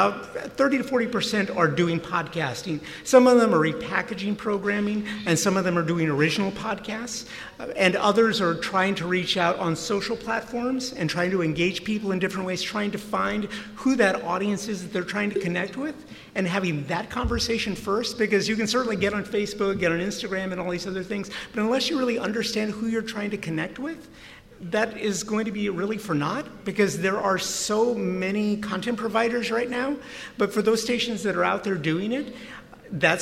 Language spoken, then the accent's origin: English; Houston, Texas, United States; I was raised in East Houston